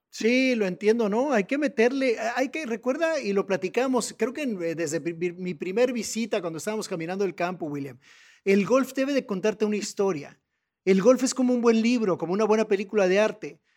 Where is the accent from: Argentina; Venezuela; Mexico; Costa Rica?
Mexico; como mexicanos